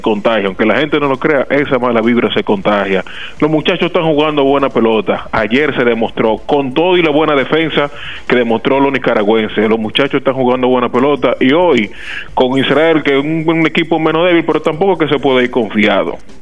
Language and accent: Spanish; Dominican Republic